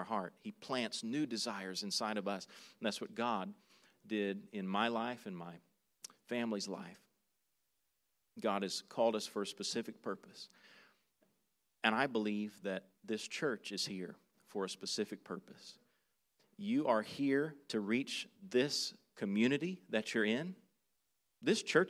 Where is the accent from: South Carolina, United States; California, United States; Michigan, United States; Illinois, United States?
South Carolina, United States; moved away as an adult; now in Manila, Philippines; I grew up in South Carolina.